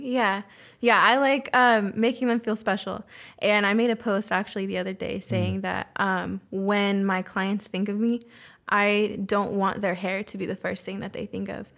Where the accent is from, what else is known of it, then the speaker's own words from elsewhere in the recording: Roseville, California, United States; first language Spanish; English is a second language; also born or lived in San Diego / Bay Area; now in Sacramento, United States; I was born in San Diego, mm-hmm. but we moved um, to the Bay Area when I was um, a kid, and then from there we moved to Roseville